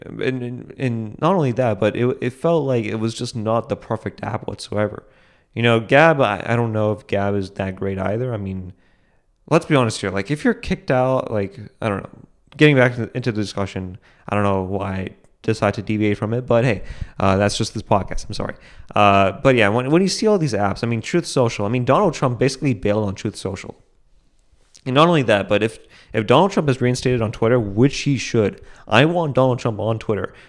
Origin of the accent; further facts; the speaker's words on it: United States; I live in America, that I was able, that I was able to be born on the soil